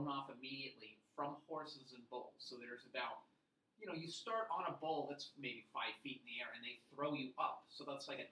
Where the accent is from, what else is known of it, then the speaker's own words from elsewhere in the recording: England, United Kingdom; I'm also from England